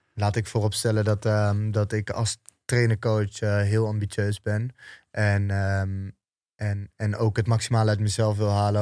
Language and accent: Dutch; Almere, Flevoland, Netherlands; opgroeiende in Almere